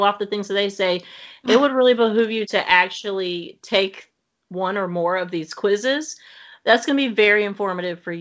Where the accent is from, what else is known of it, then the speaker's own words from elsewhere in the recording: the South, United States; I grew up in the South